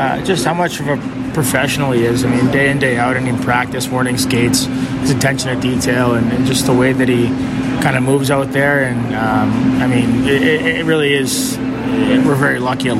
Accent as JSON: {"language": "English", "town": "Toronto", "region": "Ontario", "country": "Canada", "tie": "born or raised there", "also_born_or_lived": "Winnipeg / Montreal", "moved": "yes", "lives_now": "Chicago, United States", "said": "going back home in Toronto, seeing the family and friends and everyone"}